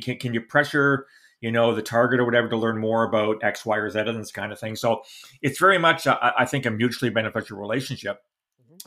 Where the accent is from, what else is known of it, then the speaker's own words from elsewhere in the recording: London, Ontario, Canada; London, Ontario, my hometown